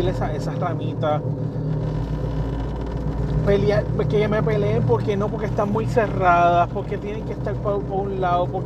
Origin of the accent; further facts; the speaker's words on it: Puerto Rico; nosotros somos puertorriqueños.